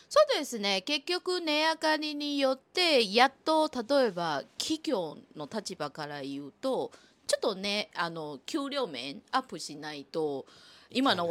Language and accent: Japanese; Taiwan; Japanese is a second language; now in Japan; 特に私台湾出身の人間ですから。